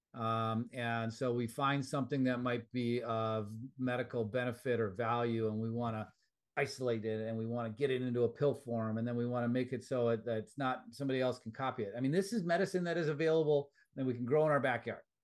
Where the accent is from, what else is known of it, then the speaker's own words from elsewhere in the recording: Wisconsin, United States; moved away; back in my home state of Wisconsin.